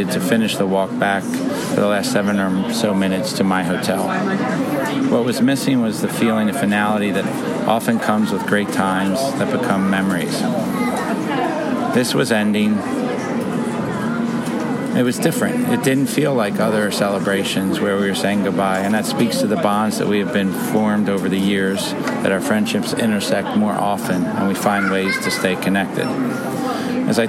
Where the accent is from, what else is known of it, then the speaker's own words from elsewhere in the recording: Philadelphia, Pennsylvania, United States; growing up in Philadelphia